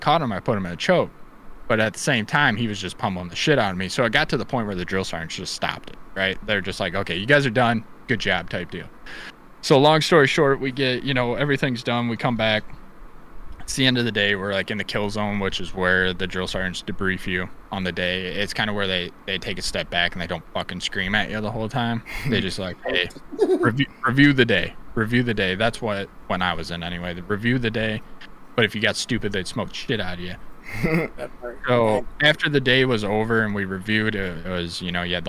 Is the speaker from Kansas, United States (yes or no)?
no; Iowa, United States; moved away; I'm from Iowa, right? And like on a map, I'm about 2 hours away from Chicago. So, but my town is very old school